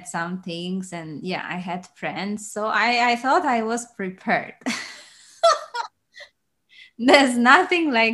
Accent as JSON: {"language": "English", "country": "Poland", "tie": "born or raised there", "moved": "as an adult", "lives_now": "Liverpool, United Kingdom", "said": "I am originally from Poland. And since last year, living in Liverpool, UK, and spend most of my dance journey in Poland"}